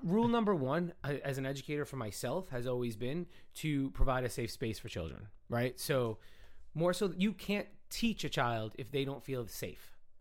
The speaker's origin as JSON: {"language": "English", "town": "New York City", "region": "New York", "country": "United States", "tie": "born or raised there", "also_born_or_lived": "Brooklyn / Long Island / Manhattan", "said": "I grew up in the Bronx"}